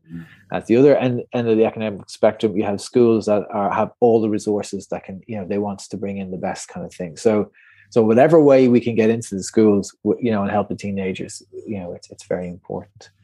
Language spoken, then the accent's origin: English; Portmarnock, Leinster, Ireland; I'm just from Portmarnock up on the North County Dublin mm-hmm. coast there